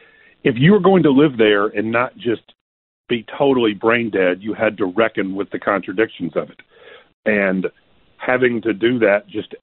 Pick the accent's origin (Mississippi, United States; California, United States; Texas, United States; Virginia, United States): Mississippi, United States; Clarksdale; I'm from Clarksdale, Mississippi, which is in the Delta